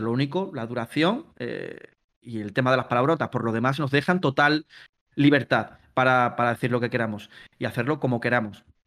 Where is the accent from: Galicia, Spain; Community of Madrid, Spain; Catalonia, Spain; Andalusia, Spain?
Andalusia, Spain; Palma del Río; moved away as an adult; now in Mallorca, Spain; yo ahora mismo os hablo desde, Mallorca. Pero yo en verdad soy de Palma del Río, Córdoba. Eh, lo que pasa es que, bueno, llevo ya seis años viviendo aquí